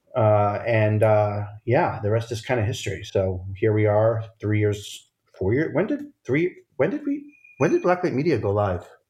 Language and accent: English; outside of Providence, Rhode Island, United States; I grew up outside of Providence, Rhode Island